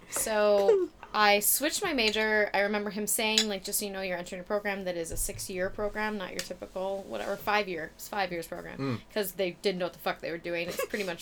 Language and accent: English; Minnesota, United States; moved away; I'm from Minnesota